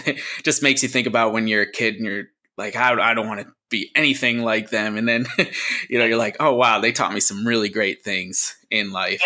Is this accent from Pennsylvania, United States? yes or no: yes; Scranton, Pennsylvania, United States; moved away; back in my hometown actually where i was born and where my parents are from in uh, scranton